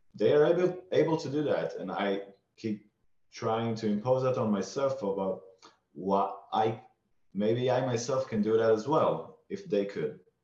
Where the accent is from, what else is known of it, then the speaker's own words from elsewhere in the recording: Israel; I grew up in Israel